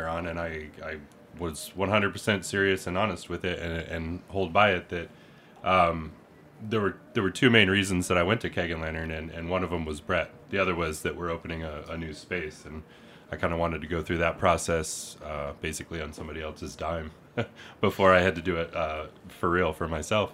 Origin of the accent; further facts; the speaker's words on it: Detroit, Michigan, United States; also born or lived in Bed-Stuy, Brooklyn; now in Brooklyn, United States; I'm originally from Detroit